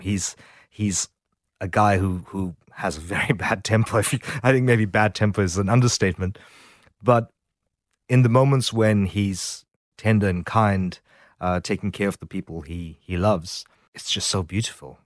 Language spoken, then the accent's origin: English; South Africa; now in Sydney, Australia; growing up in South Africa